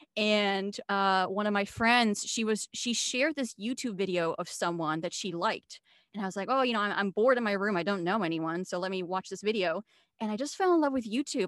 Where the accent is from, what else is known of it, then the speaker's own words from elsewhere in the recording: Switzerland; moved away as an adult; now in United States; I was born and raised in Switzerland. I'm half American.